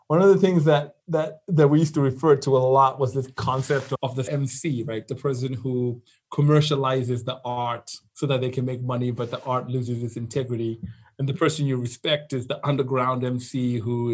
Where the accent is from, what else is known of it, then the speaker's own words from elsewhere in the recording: Zimbabwe; moved away as an adult; also born or lived in London / Silicon Valley; I've born and raised in Zimbabwe.